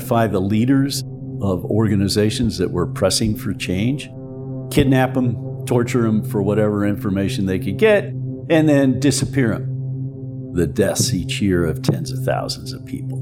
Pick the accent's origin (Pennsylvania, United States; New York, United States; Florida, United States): Pennsylvania, United States; Pittsburgh; moved away as an adult; now in Tucson, United States; I grew up in Pittsburgh, Pennsylvania.